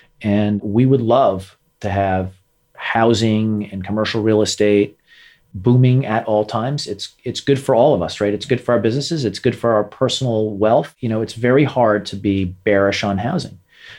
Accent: New York, United States; I'm from New York. I'm a New Yorker.

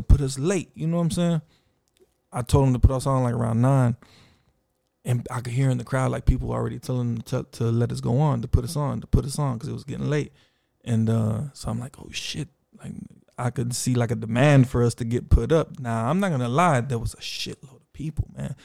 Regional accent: Austin, Texas, United States; also born or lived in Houston, Texas / Mexico; I was raised in South Austin since three years old

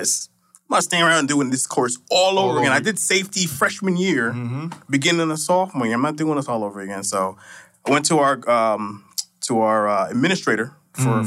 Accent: Bridgeport, Connecticut, United States; growing up in Bridgeport

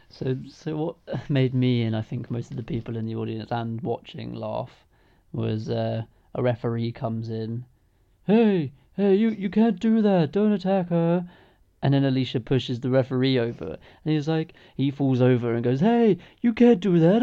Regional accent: England, United Kingdom; as an English person

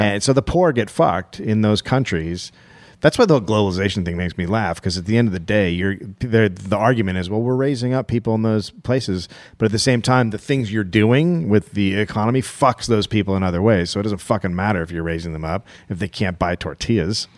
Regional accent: United States; as an American

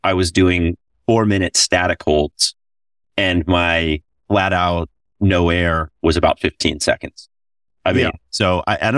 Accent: Florida, United States; moved away as an adult; now in Costa Rica; Before I moved to Costa Rica, growing up in Florida

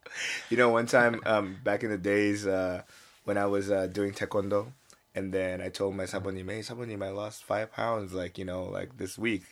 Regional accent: United States; now in South Korea; I was born in the States

